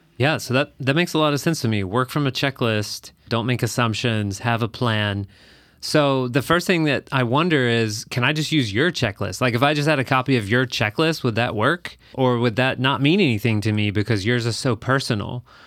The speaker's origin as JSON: {"language": "English", "region": "Texas", "country": "United States", "tie": "born or raised there", "moved": "yes", "lives_now": "Minneapolis, United States", "said": "I actually grew up in Texas"}